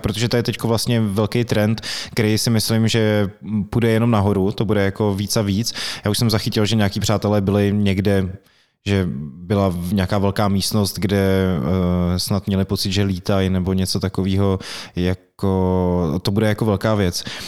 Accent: Plzeň, Plzeň Region, Czechia; moved away; já jsem vlastně Plzeňák původně

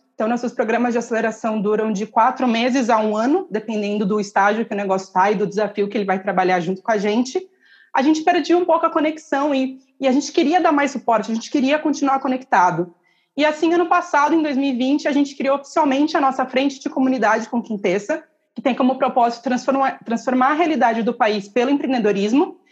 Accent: interior of São Paulo, Brazil; moved away as an adult; now in São Paulo, Brazil; eu nasci em São Paulo, mas cresci no, no interior e voltei para cá, para São Paulo, para estudar

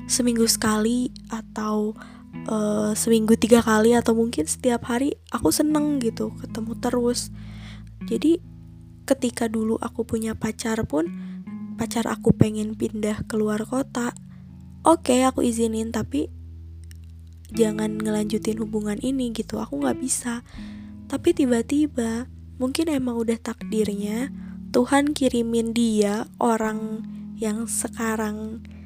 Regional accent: Bandung, West Java, Indonesia; aku ini asli dari Bandung, jadi aku sama dia itu LDR Bandung Jakarta.

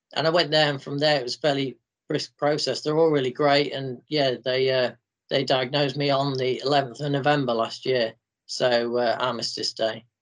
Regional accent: Grimsby, Yorkshire and the Humber, United Kingdom; grimsby for a day out and uh, i showed her around my hometown

